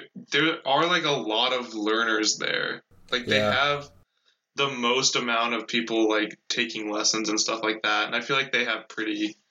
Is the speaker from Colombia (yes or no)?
no; United States